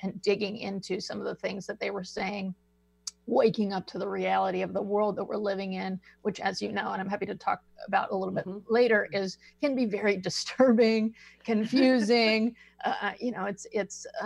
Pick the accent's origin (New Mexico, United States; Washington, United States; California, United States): Washington, United States; Seattle; moved away; I grew up actually in the Seattle area